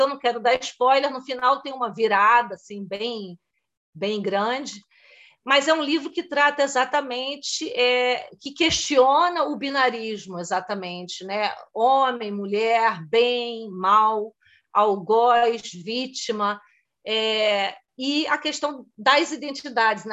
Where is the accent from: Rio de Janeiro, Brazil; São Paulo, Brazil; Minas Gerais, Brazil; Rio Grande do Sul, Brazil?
Rio de Janeiro, Brazil; moved away as an adult; now in Germany; eu sou carioca